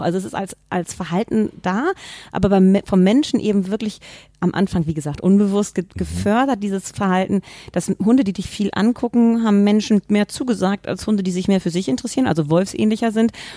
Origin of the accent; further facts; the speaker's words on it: Hamburg, Germany; ich bin an eine Familie geboren worden und meine Eltern haben damals nicht professionell gezüchtet, aber sie hatten zwei Würfe Labrador Retriever und das oh. war in Hamburg damals in den 70er Jahren